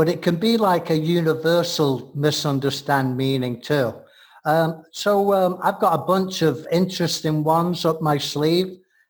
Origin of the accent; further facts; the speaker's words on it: England, United Kingdom; now in United States; being the gentleman I am from England